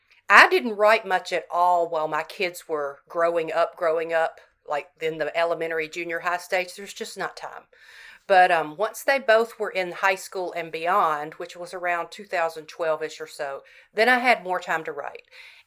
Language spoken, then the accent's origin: English; Southern United States, United States; You know, you can only write so much as a Southerner without bringing in some redneck.